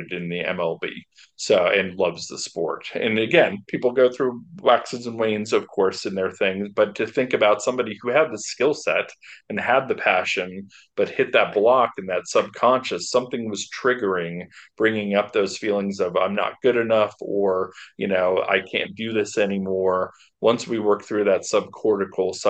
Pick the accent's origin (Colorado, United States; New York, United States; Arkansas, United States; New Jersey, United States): Colorado, United States; Boulder; I'm from Boulder, Colorado